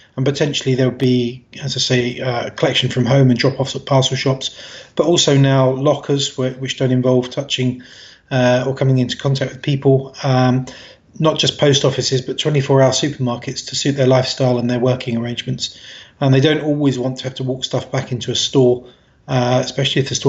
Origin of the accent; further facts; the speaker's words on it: London, United Kingdom; I'm from London originally